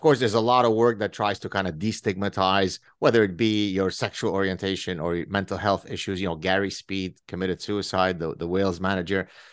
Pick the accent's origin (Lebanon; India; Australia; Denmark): Lebanon; moved away; I grew up in Lebanon